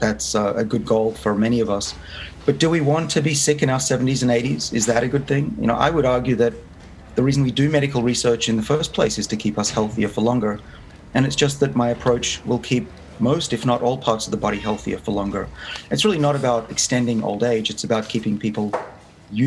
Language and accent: English; Sydney, New South Wales, Australia; moved away as an adult; now in United States; I grew up in Sydney, so I may be at Harvard, but I'm still very much Australian